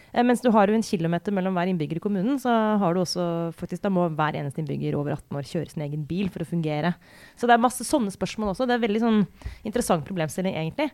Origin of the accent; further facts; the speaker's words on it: Romerike, Akershus, Norway; jeg kommer fra Romerike